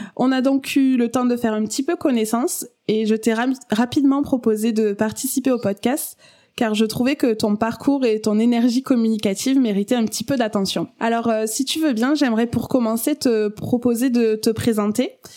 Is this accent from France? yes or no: yes; France; accent: chantant (sing-song, likely southern French)